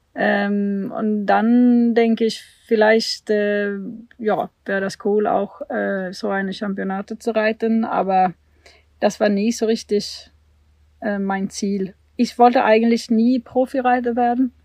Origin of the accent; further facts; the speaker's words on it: Sweden; German is a second language; moved away as an adult; also born or lived in Germany; now in Warendorf, Germany; ich bin in Schweden geboren und bin Schwedin und bin 2008 umgezogen nach Deutschland